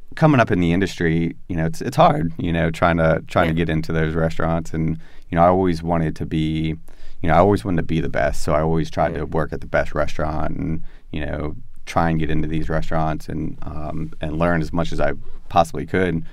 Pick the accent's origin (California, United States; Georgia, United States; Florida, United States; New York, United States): Florida, United States; moved away as an adult; also born or lived in South Carolina; growing up in Florida, like you don't see farms